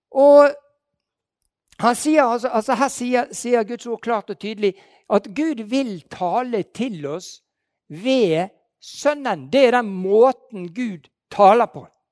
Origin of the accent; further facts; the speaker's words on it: Bergen, Vestland, Norway; Jeg er bergenser